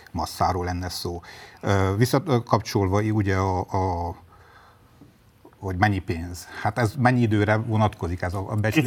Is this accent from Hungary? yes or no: no; Sfântu Gheorghe, Háromszék, Covasna County, Romania; a szülővárosom, György